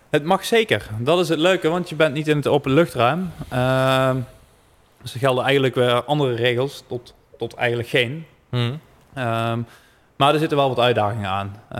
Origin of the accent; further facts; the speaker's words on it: Netherlands; Daar zijn we gewoon Nederlanders voor.